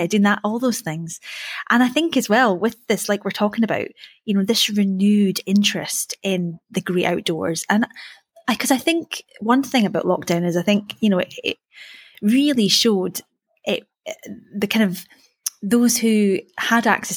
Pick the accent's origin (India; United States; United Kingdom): United Kingdom; Perthshire, Scotland; moved away; I'm from Perthshire originally